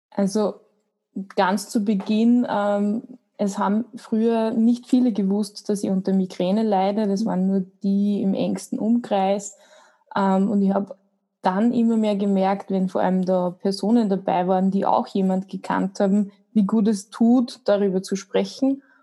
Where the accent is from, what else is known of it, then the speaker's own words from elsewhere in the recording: Austria; Ich versuche ähm, möglichst Hochdeutsch zu sprechen, da viele vielleicht wissen, dass ich aus Österreich komme. Ähm, wie gesagt